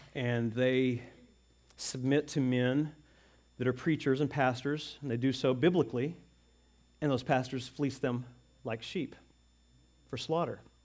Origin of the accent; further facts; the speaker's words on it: United States; as American citizens